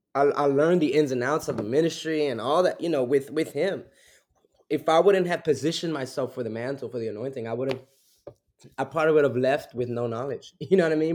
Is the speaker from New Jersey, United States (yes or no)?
yes; Newark, New Jersey, United States; also born or lived in Belleville, New Jersey; born and raised back and forth between Newark, New Jersey, and Belleville, New